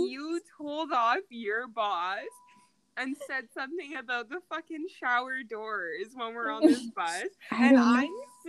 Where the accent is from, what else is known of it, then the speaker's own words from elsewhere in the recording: Ontario, Canada; Like super fucking arrogant and like we want to party, like we're from Ontario.